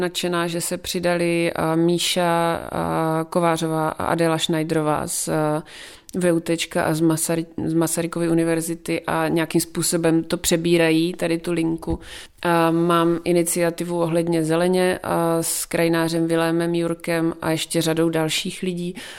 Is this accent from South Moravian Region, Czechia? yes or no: yes; South Moravian Region, Czechia; jsem z Jižní Moravy